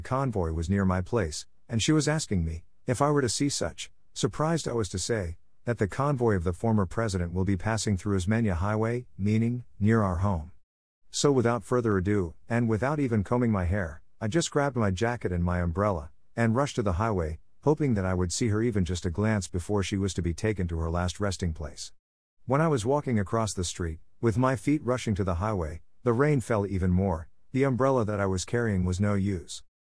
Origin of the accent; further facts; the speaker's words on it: Philippines; Well, I know that I'm a Filipino because I was born and raised here, though my bloodline tells otherwise.